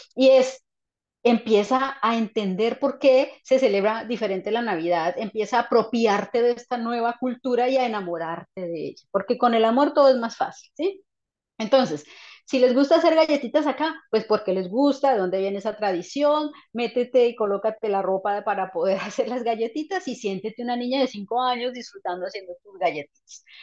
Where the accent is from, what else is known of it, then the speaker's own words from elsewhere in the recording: Colombia; moved away as an adult; no estar en mi país